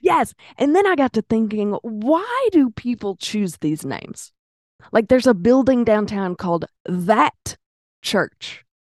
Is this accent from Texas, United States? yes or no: no; Pine Bluff, Arkansas, United States; I'm from Pine Bluff